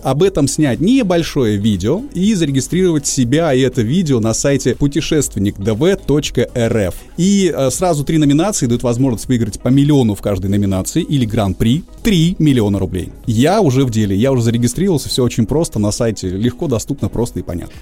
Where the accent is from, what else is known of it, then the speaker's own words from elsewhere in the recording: Sakhalin Oblast, Russia; наш Сахалин и Курильские острова